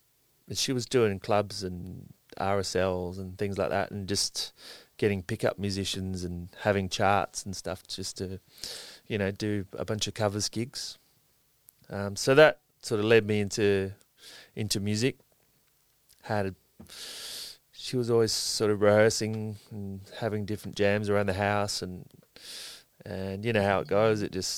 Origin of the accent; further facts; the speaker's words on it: Sydney, New South Wales, Australia; No, I grew up around Balmain.